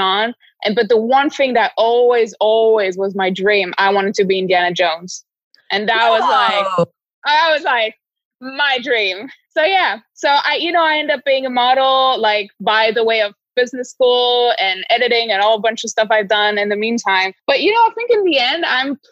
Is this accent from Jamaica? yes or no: no; Toulouse, Occitania, France; moved away as an adult; also born or lived in New York, United States; now in Miami Beach, United States; I'm French. I was born in Toulouse, south of France, and I now live in Miami Beach